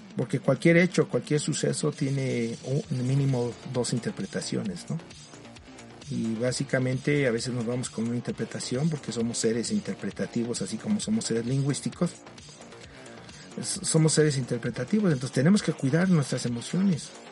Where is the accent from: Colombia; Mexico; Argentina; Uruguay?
Mexico; aquí en mi país, en México